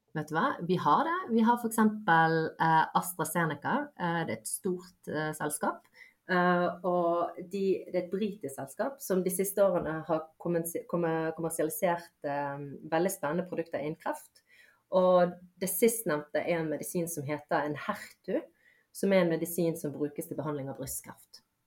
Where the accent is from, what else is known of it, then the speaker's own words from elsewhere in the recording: Bergen, Vestland, Norway; also born or lived in Bosnia / Voss / Askøy / Fjell; Det er jo der jeg har bodd uh, si mesteparten av livet.